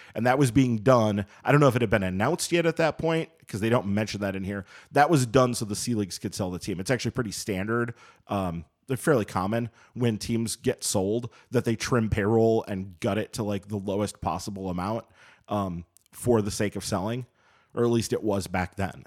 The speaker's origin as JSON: {"language": "English", "town": "Madison", "region": "Wisconsin", "country": "United States", "tie": "born or raised there", "moved": "as an adult", "said": "I grew up in Madison and grew up going to Badger games"}